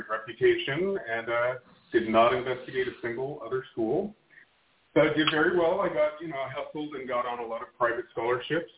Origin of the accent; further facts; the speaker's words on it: Burbank, California, United States; I was born in Burbank, California in 1968, and, a very provincial, believe it or not, right next door to Hollywood, but very provincial